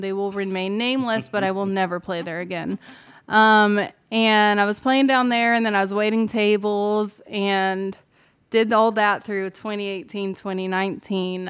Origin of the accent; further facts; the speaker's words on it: Ozark Mountains, Missouri, United States; moved away as an adult; now in Nashville, United States; I'm from the Ozark Mountains in Missouri, so not far from, like, the Branson area, um, Springfield, Missouri. And I had grown up singing all my life